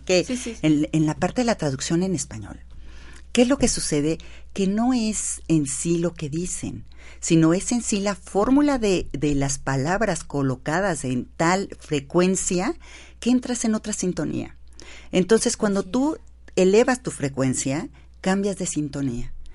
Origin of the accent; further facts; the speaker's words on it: Mexico; Nosotros decidimos ser mexicanas. Y como mexicanas